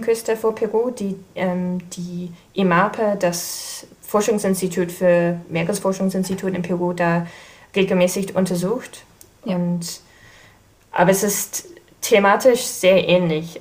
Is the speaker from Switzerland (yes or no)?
no; New Zealand; German is a second language; moved away as an adult; now in Kiel, Germany; ich komme ursprünglich aus Neuseeland, aber ich bin in Deutschland wegen der Doktorarbeit gelandet.